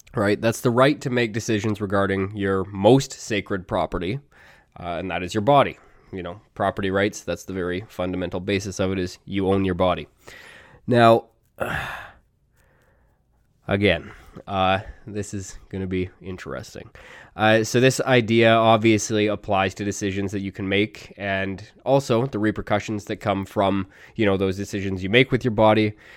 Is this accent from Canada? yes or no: yes; Canada; I'm Canadian, and in Canada